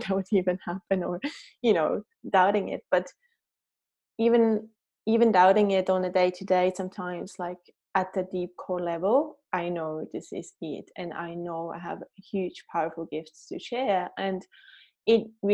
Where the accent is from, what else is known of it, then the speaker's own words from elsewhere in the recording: Switzerland; moved away as an adult; also born or lived in New Zealand; now in Raglan, New Zealand; as you can tell by my accent, I'm not a Kiwi. I grew up in Switzerland and then immigrated to New Zealand 10 years ago with my also Swiss husband